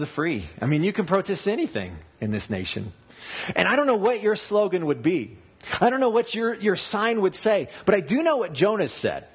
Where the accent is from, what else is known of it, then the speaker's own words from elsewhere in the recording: United States; as an American